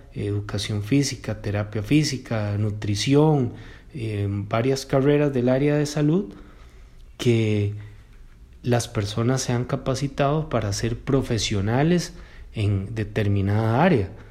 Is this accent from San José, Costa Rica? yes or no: no; Cartago, Costa Rica; soy de Cartago